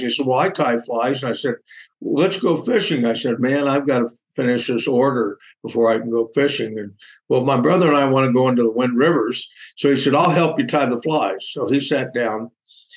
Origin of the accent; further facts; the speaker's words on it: Jackson, Wyoming, United States; I was born in Jackson, Wyoming. When I was 5 years old, my mother had to be hospitalized